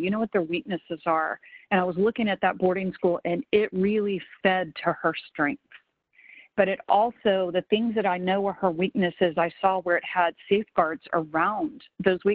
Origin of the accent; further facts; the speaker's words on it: the South, United States; I grew up in the South, and kind of where I'm from